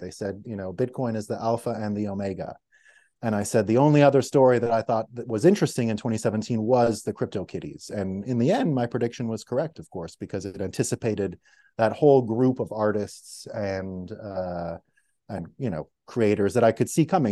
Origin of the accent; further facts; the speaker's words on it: Montreal, Quebec, Canada; my city where I grew up, Montreal